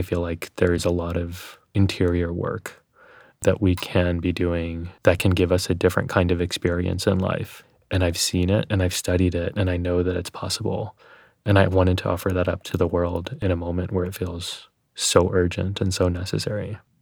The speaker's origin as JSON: {"language": "English", "region": "Texas", "country": "United States", "tie": "born or raised there", "accent": "Texas", "said": "when I was growing up in Texas"}